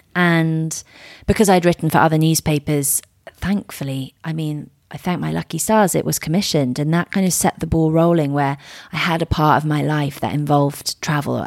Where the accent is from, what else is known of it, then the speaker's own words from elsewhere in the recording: Surrey, South East England, United Kingdom; also born or lived in Miami; I grew up in Surrey.